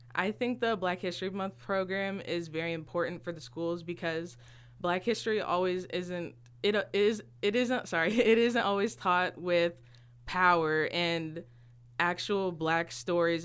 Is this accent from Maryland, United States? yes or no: no; Galesburg, Illinois, United States; I was born and raised in Galesburg, Illinois